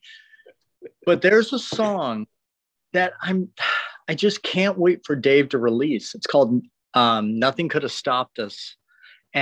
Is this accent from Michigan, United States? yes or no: yes; Detroit, Michigan, United States; moved away as an adult; now in Los Angeles, United States; it was a great place to grow up